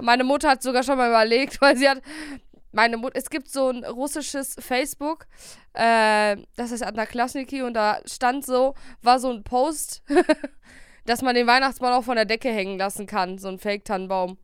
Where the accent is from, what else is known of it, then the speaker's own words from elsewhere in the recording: Bielefeld, North Rhine-Westphalia, Germany; bei uns in Bielefeld